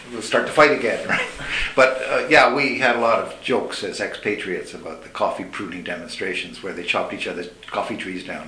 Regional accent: Montreal, Quebec, Canada; first language English; moved away; my experience growing up in Montreal in a bilingual environment, being an Anglo

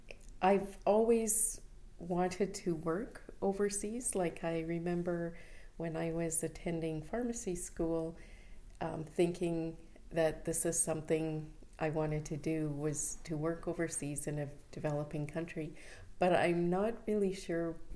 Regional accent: Winnipeg, Manitoba, Canada; moved away as an adult; also born or lived in Toronto / Uganda; now in Vancouver, Canada; I was born in Winnipeg, Manitoba, and that's where I studied pharmacy.

